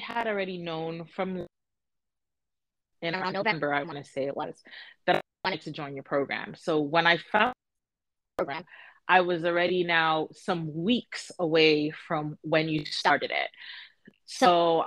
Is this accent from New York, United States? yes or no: yes; New York, United States; moved away as an adult; now in Florida, United States; I am originally from New York and recently moved to Florida